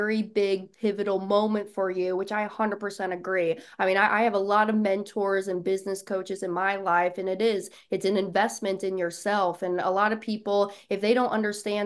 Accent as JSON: {"language": "English", "town": "Kansas City", "region": "Kansas", "country": "United States", "tie": "born or raised there", "moved": "yes", "lives_now": "Florida, United States", "said": "I'm a Midwest girl. Grew up in Kansas City"}